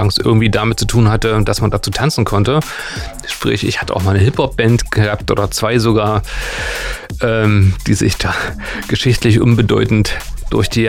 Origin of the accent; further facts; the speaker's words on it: Gera, Thuringia, Germany; Also ich komme äh, aus Gera eigentlich äh, und habe damals, wir hatten einen Verein, die ist 075, da haben wir ganz viele Veranstaltungen in Gera und auf der Muna gemacht.